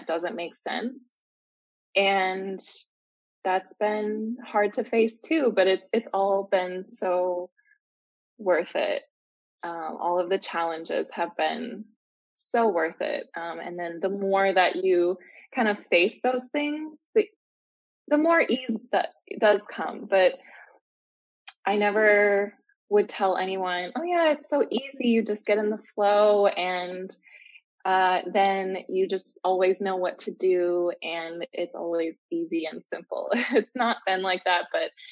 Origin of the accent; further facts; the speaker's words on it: Minnesota, United States; moved away as an adult; now in Mexico; I'm from Minnesota in the US.